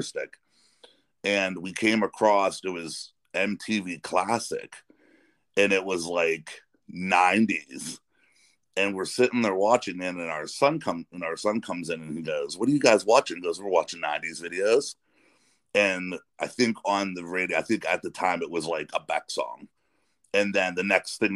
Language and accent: English; Western Pennsylvania, United States; now in Ohio, United States; I grew up in Western Pennsylvania, and I live closer to Youngstown now. I live over in Ohio